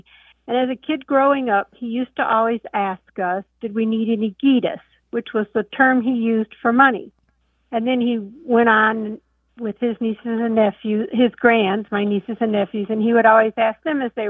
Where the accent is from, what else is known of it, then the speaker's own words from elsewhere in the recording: Chicago, Illinois, United States; now in Charlotte, United States; I grew up in Chicago